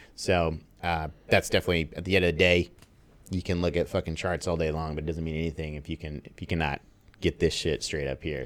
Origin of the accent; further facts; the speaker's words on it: San Diego, California, United States; also born or lived in Los Angeles; now in Bali, Indonesia; I'm from San Diego. Lived there for eight years